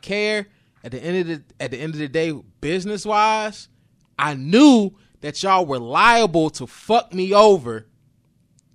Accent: New Bern, North Carolina, United States; I'm from New Bern

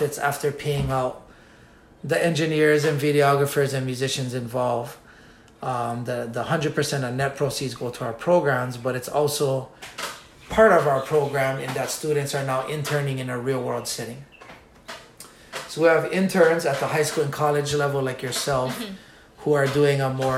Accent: Nanakuli, Hawaii, United States; I'm from Nanakuli.

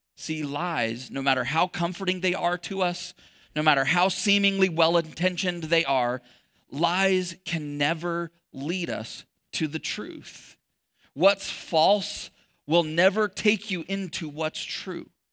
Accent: Texas, United States; I was born in Texas.

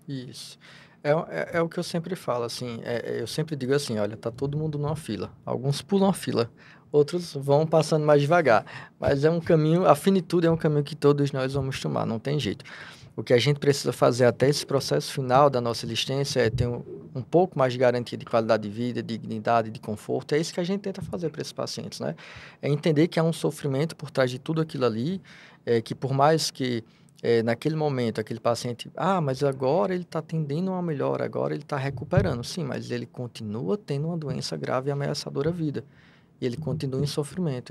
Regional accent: Natal, Rio Grande do Norte, Brazil; nasci em Natal, lá da Terra do Sol, lá do Rio Grande do Norte

